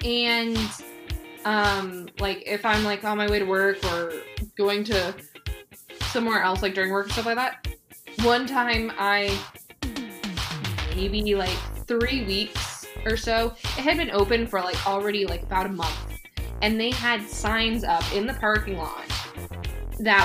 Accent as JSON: {"language": "English", "region": "Arizona", "country": "United States", "tie": "born or raised there", "said": "being born and raised in Arizona"}